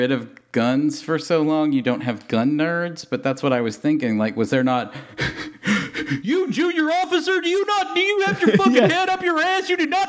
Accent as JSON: {"language": "English", "region": "Tennessee", "country": "United States", "tie": "born or raised there", "said": "As a kid raised in Tennessee"}